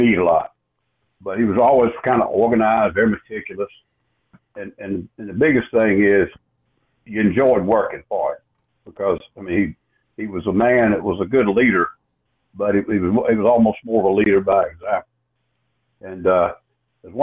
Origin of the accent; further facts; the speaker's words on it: Winnsboro, South Carolina, United States; I grew up in Winsboro